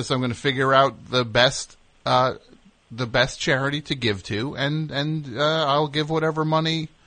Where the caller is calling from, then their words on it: Rockville, Maryland, United States; I'm calling from Rockville, Maryland.